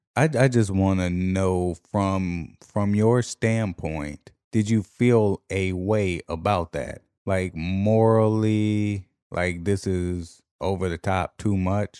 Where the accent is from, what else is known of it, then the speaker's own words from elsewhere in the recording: Washington, District of Columbia, United States; D C, however, my hometown